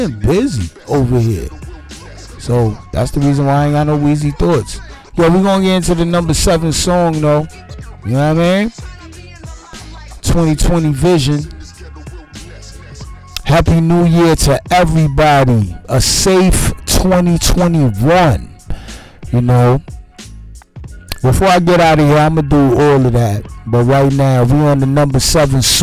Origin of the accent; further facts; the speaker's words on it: United States; I'm the American speaking to you